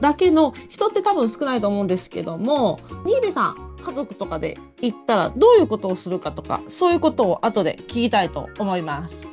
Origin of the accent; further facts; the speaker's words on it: Japan; moved away; 私が海なし県出身なんで